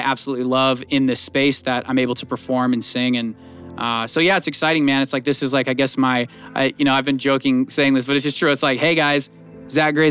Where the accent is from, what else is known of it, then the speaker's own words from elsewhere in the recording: Northern California near Sacramento, United States; moved away as an adult; now in Las Vegas, United States; I'm from like Northern California near Sacramento